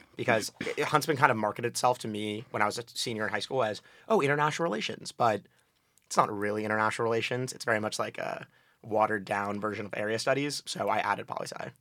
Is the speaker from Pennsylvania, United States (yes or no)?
no; New Haven, Connecticut, United States; I'm from New Haven, Connecticut